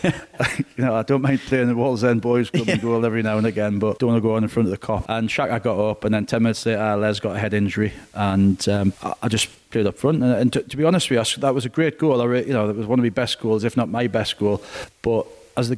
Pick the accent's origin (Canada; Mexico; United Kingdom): United Kingdom; Newcastle upon Tyne, North East England; I'm as devastated as any Geordie